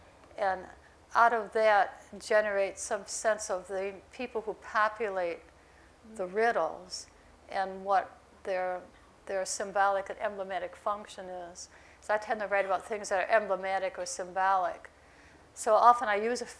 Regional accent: Millersport, New York, United States; moved away; also born or lived in Lockport, New York; I grew up on this farm

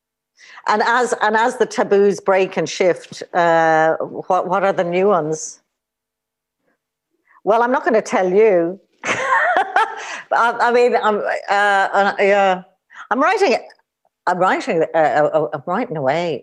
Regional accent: Ireland

